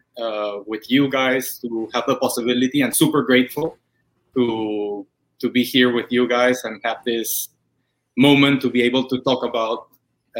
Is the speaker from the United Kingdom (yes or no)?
no; Lima, Peru; moved away; I grew in Lima. Back in Peru.